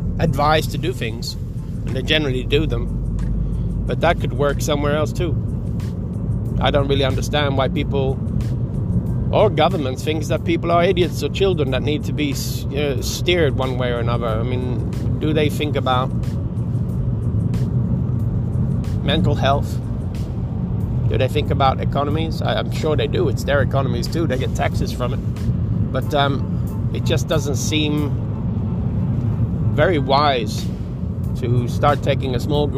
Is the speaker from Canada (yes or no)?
no; Sweden; I'm from Sweden